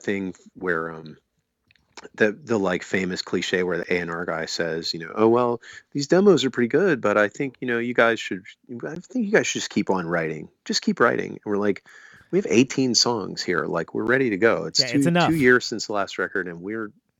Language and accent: English; Maryland, United States; we're from Maryland